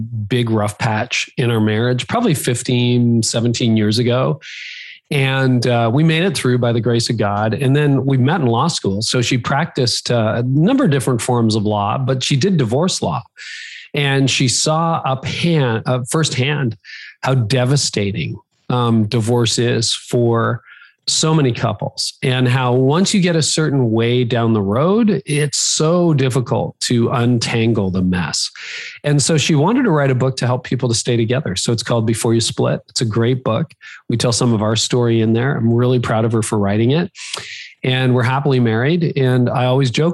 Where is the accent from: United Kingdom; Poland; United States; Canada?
Canada; I am Canadian, even though most of my audience is American, I am Canadian